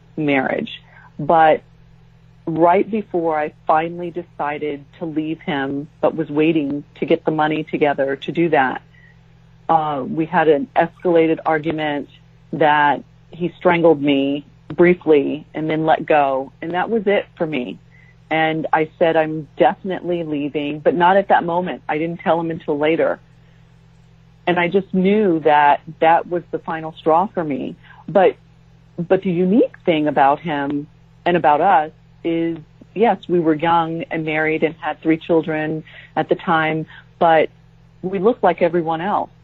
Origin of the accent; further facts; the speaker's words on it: San Diego, California, United States; moved away as an adult; also born or lived in Japan / Jacksonville, Florida; we moved from San Diego, um, where we had both grown up, to um, Japan